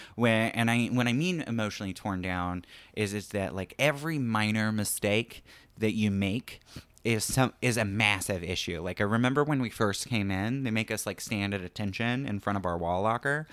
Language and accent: English; Florida, United States; moved away as an adult; I'm from Florida